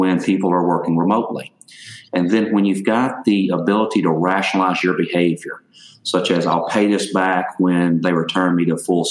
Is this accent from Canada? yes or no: no; Louisiana, United States; moved away as an adult; also born or lived in Texas; now in Dallas, United States; I was born and raised in Louisiana, and so it took me about 25 years to get out of that state